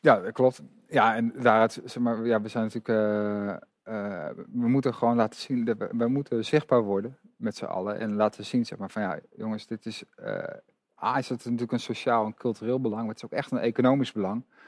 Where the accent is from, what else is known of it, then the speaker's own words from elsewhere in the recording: Amersfoort, Utrecht, Netherlands; een stadsgenoot, ik ben ook Amersfoorter.